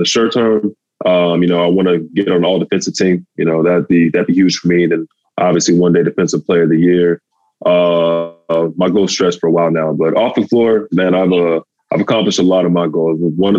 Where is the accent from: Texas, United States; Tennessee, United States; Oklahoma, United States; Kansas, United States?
Texas, United States; You know, I'm from Texas. You know how they love their football down there.